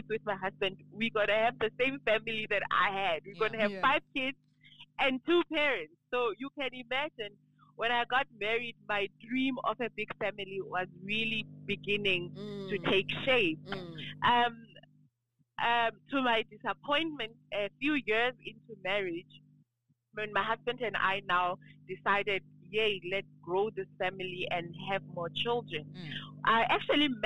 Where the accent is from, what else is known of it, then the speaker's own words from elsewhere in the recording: Qwaqwa, Free State, South Africa; I was born in Qwaqwa. I call it a village. Some people don't like me calling it a village, but it's an informal settlement in the Eastern Free State